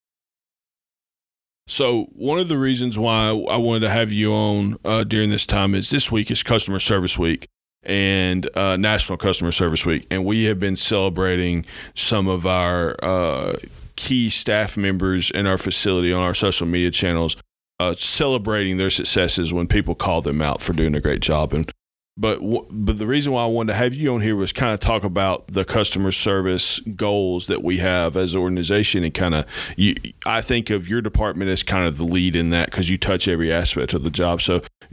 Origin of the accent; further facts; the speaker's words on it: Alabama, United States; accent: Alabama; now in Georgia, United States; we're both from Alabama